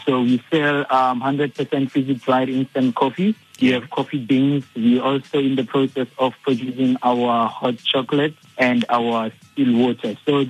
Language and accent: English; Evaton, Gauteng, South Africa; I'm from Everton in the Val.